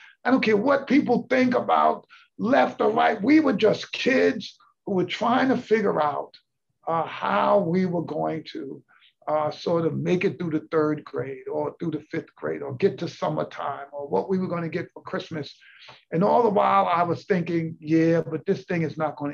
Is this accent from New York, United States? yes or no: yes; New York City, New York, United States; I grew up in the South Bronx